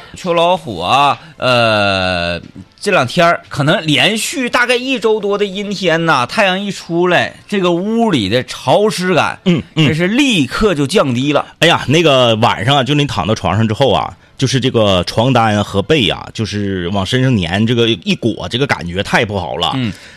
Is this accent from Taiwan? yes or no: no; Northeast China, China; 作为一个东北人啊，我从很小很小就特别喜欢冬天